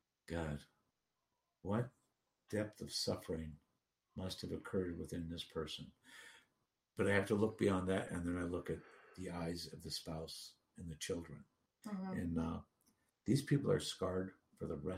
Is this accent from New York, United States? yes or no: no; Duluth, Minnesota, United States; moved away; I returned to Duluth, my hometown, in June 2016